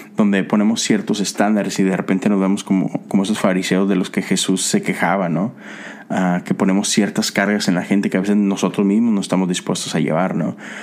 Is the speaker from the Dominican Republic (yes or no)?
no; Mexico; moved away as an adult; now in United States; vivo acá, a pesar de que soy de México. Pero tengo casi nueve años viviendo en Estados Unidos